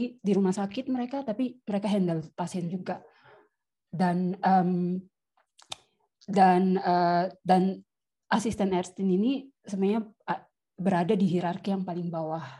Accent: Papua, Indonesia; Saya asal dari Papua, dulu kuliah di Malang

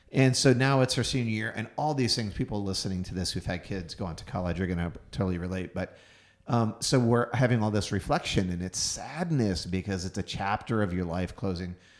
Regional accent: Houston, Texas, United States; moved away; Houston, Texas, my hometown

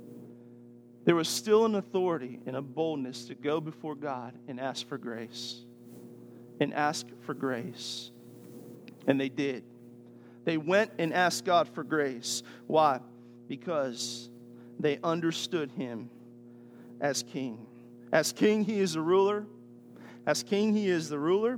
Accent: United States; As American Christians

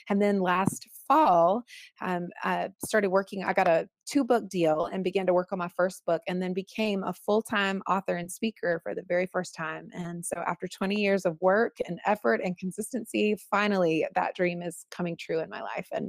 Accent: the South, United States; And being born and raised in the South, as I've already said, you know, I learned a lot about truth telling.

